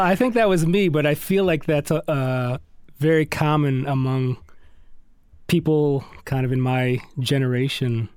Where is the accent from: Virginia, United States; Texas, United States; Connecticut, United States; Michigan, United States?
Michigan, United States; Detroit; moved away as an adult; also born or lived in Miami / Los Angeles; now in Nashville, United States; I grew up in Detroit and I went to Miami uh, for college